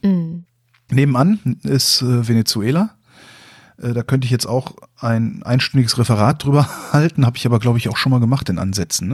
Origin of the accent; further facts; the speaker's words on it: Germany; als Deutscher